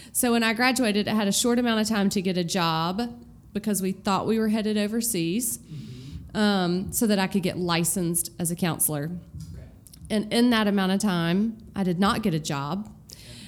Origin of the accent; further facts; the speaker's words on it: Knoxville, Tennessee, United States; moved away as an adult; now in Birmingham, United States; I am from Knoxville, Tennessee. I grew up there, lived in the same house my whole life